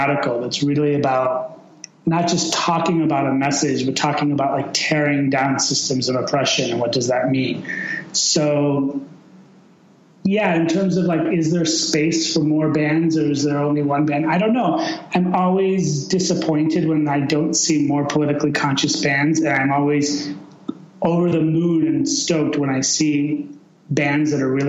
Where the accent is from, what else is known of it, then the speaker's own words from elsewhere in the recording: Chicago, Illinois, United States; my parents immigrated to the United States from Iran in 1973, and I was born in 1975 in Chicago. And, I was basically raised in Chicago. I lived 1 year in Iran when I was really, really young.